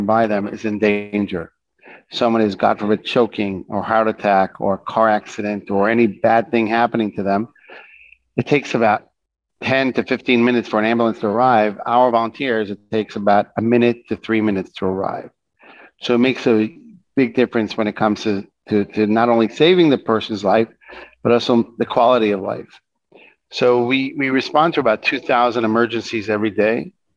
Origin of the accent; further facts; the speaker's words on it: Jerusalem, Jerusalem District, Israel; I grew up in Jerusalem